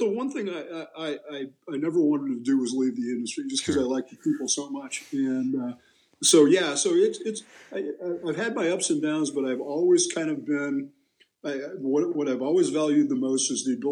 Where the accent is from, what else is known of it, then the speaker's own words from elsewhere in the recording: Lawrence, Kansas, United States; I grew up there in Lawrence, and I went to school and I majored in journalism